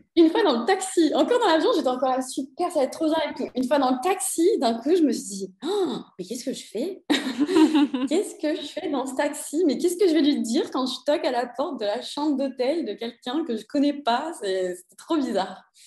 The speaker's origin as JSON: {"language": "French", "town": "Cannes", "region": "Provence-Alpes-Côte d'Azur", "country": "France", "moved": "as an adult", "lives_now": "Copenhagen, Denmark", "said": "je viens de Cannes, dans le sud de la France"}